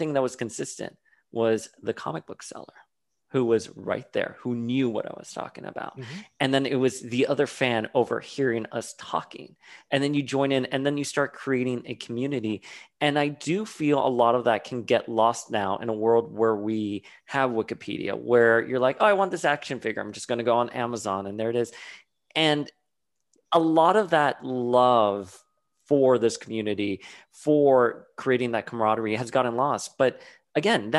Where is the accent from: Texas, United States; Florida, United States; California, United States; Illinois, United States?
Florida, United States; Miami; I grew up in Miami during the 80s and the 90s at the height of the cocaine wars